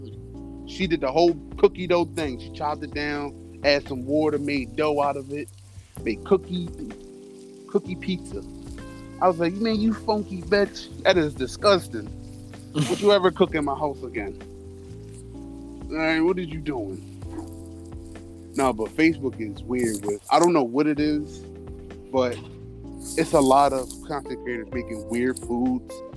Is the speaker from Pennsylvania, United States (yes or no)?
yes; Philadelphia, Pennsylvania, United States; I'm from Philadelphia, PA